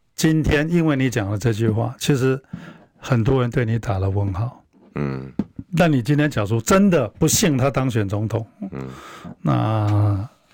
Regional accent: Taiwan; 我们台湾人也没看懂

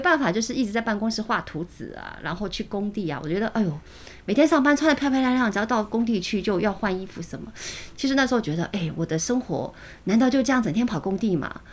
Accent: Shanghai, China; moved away as an adult; now in Taiwan; 我是从小出生在上海哦

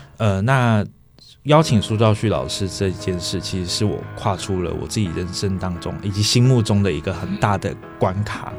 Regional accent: Pingxi, New Taipei, Taiwan; 小时候在平溪长大，哦，那当然平溪的家中旁边就是轨道嘛

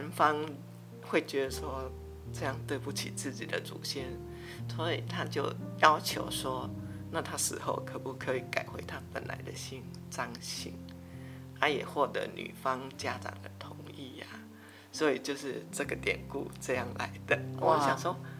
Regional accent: Taiwan; 那是我刚结婚的时候，啊，因为我是闽南人。对客家也不太了解，虽然我们只是隔了一条新湖尾溪

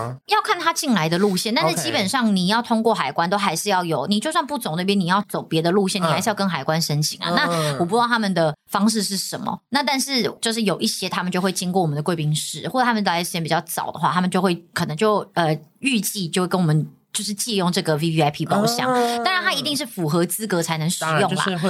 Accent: Taiwan; 我们台湾这边就是没有啦，就你要看航空公司有没有签约。

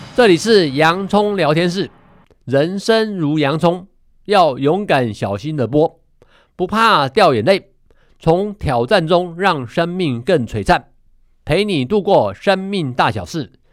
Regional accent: Taiwan; 我们台湾

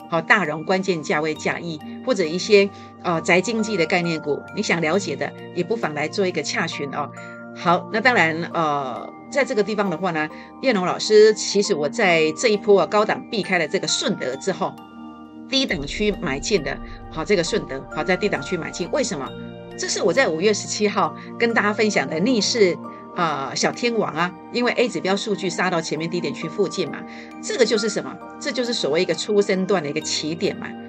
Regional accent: Taiwan; now in Taipei, Taiwan; 早期呢，呃，我们乡下种这个西瓜的时候

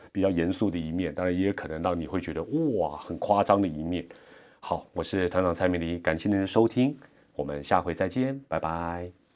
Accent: Taiwan; 我们台湾人

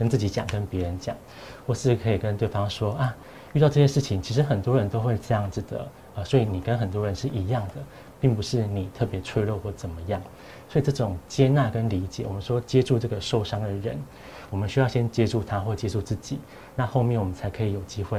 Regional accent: Taiwan; 我讲这对对我们台湾人蛮重要，

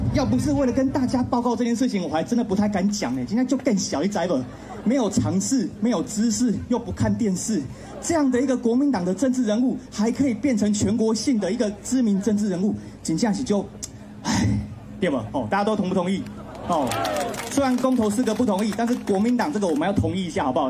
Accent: Kaohsiung, Taiwan; 我们高雄人是一个无情的人

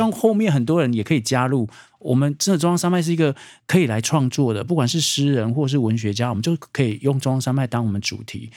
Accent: Taipei, Taiwan; 我们是台北人

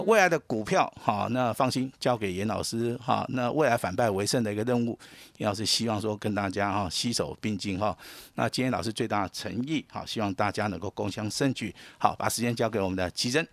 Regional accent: Taiwan; 我们台湾人

